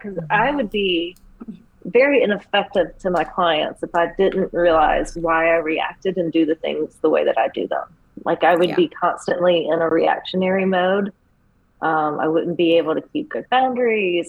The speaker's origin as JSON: {"language": "English", "town": "Lexington", "country": "United States", "tie": "born or raised there", "said": "I grew up in Lexington"}